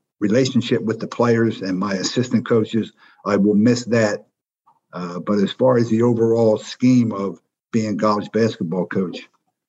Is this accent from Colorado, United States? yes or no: no; Philadelphia, Pennsylvania, United States; As a kid growing up in West Philly, basketball was everything